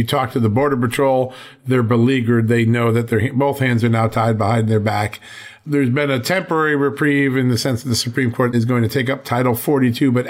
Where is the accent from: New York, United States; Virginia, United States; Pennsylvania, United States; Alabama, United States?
Virginia, United States; my home state of Virginia